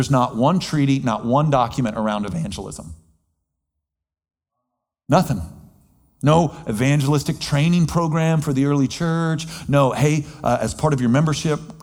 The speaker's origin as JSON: {"language": "English", "country": "United States", "said": "as an American"}